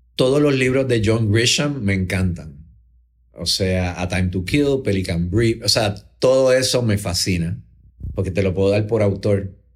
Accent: Puerto Rico; somos, todos los puertorriqueños

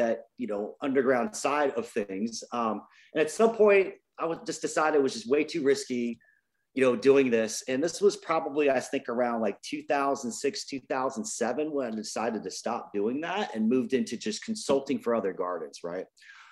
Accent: Virginia Beach, Virginia, United States; moved away as an adult; now in California, United States; I grew up in Virginia Beach, Virginia, originally.

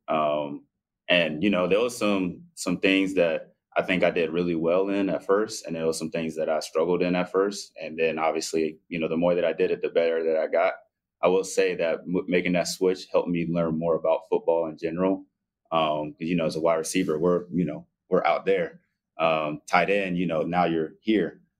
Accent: Spartanburg, South Carolina, United States; moved away as an adult; also born or lived in Zaragoza, Spain; now in Atlanta, United States; we have like a good group of friends in uh, my hometown in uh, Spartanburg, South Carolina

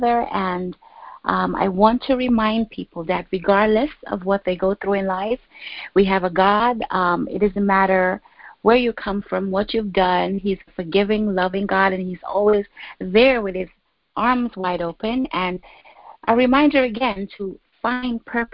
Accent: Guyana; moved away as an adult; now in New York City, United States; born and raised in Guyana, South America, but I've been in the United States since I was 18

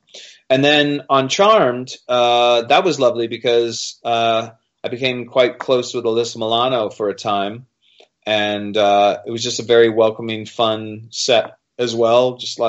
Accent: Wales, United Kingdom; As a Welshman, I know about rolling the eyes at the monarchy.

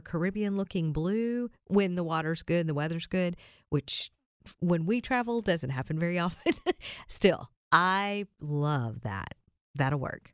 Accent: Kentucky, United States; moved away as an adult; also born or lived in Michigan; now in Tennessee, United States; we're both born and raised in Kentucky.

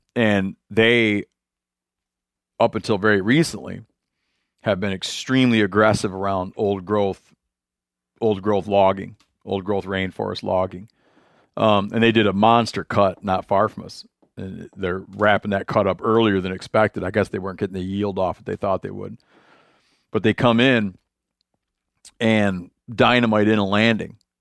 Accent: Michigan, United States; I'm from Michigan

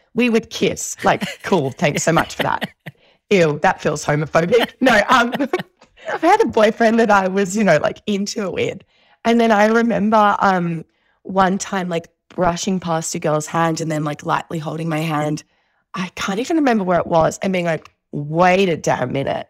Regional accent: Melbourne, Victoria, Australia; I grew up in Southeast, uh, Victoria, in Melbourne

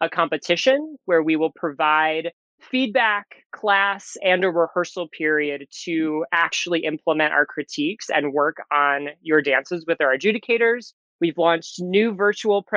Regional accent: just outside of Detroit, Michigan, United States; moved away as an adult; now in New York City, United States; I grew up just outside of Detroit, Michigan

